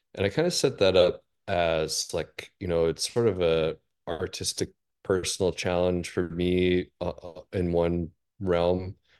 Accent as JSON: {"language": "English", "town": "Seattle", "region": "Washington", "country": "United States", "tie": "born or raised there", "moved": "as an adult", "said": "I grew up in Seattle really my, my whole life."}